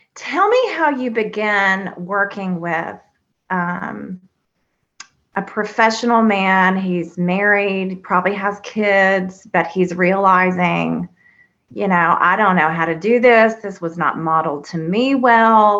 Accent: the South, United States; I was raised here in the South

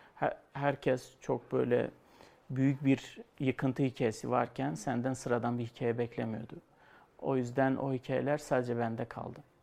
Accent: Şırnak Province, Turkey

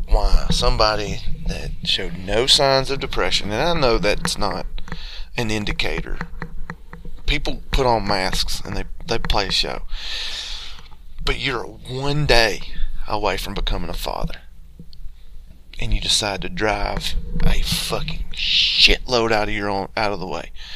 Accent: Georgia, United States; growing up in the South in Georgia, especially where I'm from originally, you experience a lot of chicken houses

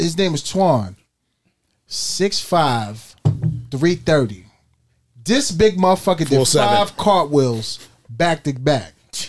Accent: New York, United States; I went to SUNY Morrisville. So, you know, I'm from New York.

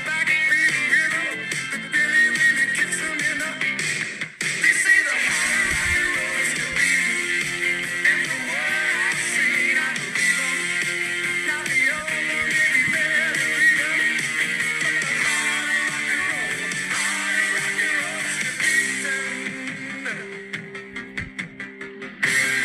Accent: Indiana, United States; I'm from Indiana

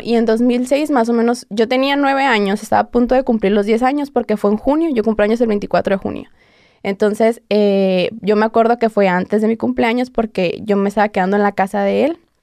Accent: Hermosillo, Sonora, Mexico; yo soy de Hermosillo

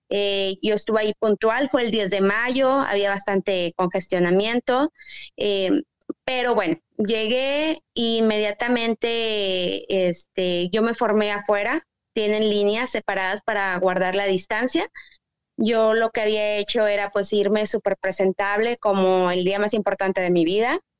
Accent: Texas, United States; Pues este, yo soy de Igo Paz, Texas.

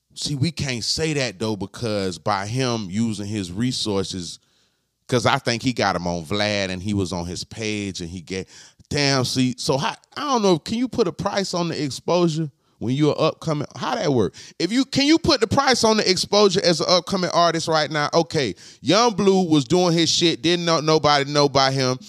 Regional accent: Florida, United States; I'm from Florida

